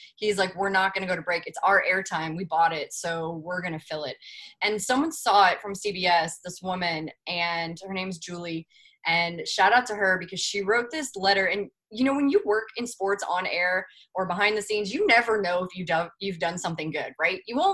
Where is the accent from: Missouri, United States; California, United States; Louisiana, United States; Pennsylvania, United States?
Missouri, United States; moved away as an adult; also born or lived in New York; I'm from Missouri